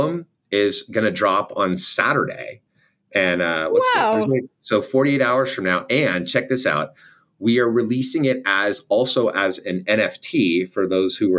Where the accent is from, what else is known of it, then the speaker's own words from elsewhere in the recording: Southern California, United States; I grew up in Southern California